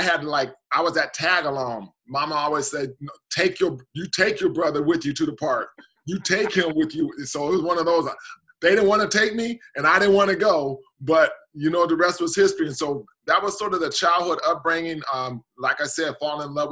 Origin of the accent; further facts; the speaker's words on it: Portland, Oregon, United States; growing up in Portland, it's a small – Portland's a really small, and especially during my childhood days, a small town